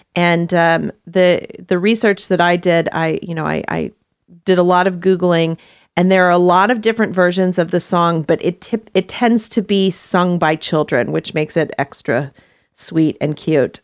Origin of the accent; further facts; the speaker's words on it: Texas, United States; moved away; also born or lived in Hawaii; I grew up in Texas